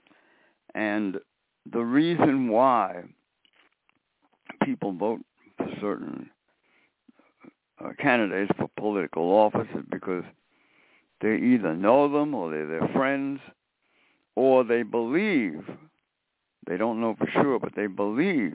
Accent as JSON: {"language": "English", "town": "New York City", "region": "New York", "country": "United States", "tie": "born or raised there", "said": "when I was growing up in Brooklyn, I met Mayor Wagner."}